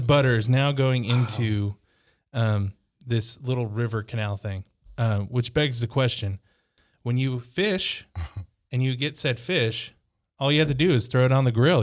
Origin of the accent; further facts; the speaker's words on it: Wisconsin, United States; there is a town in my home state of Wisconsin